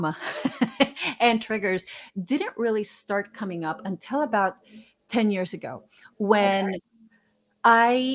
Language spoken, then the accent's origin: English; Guatemala; moved away; I'm originally from Guatemala, so I'm Hispanic